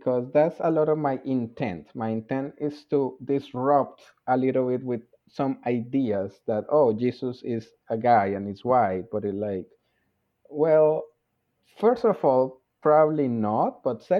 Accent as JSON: {"language": "English", "country": "Colombia", "said": "I am from Colombia, which is a very Catholic country. I went to a Catholic high school"}